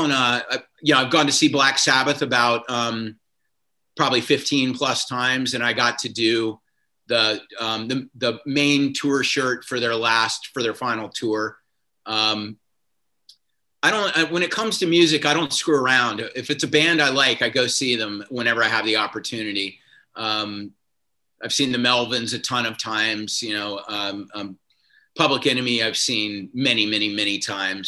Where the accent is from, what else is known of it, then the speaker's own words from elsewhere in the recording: South Carolina, United States; moved away as an adult; also born or lived in Providence, Rhode Island; now in Los Angeles, United States; I grew up in South Carolina